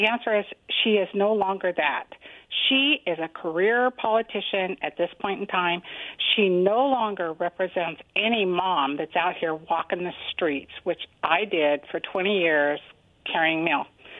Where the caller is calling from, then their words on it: Kennewick, Washington, United States; in Kennewick.